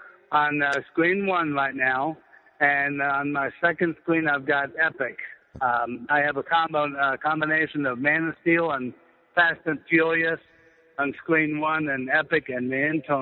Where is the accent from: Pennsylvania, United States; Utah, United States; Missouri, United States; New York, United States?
Pennsylvania, United States; Pittsburgh; also born or lived in Northern Virginia; now in Stephens City, United States; I grew up in the Pittsburgh, Pennsylvania area, that had at one time 35 drive-ins.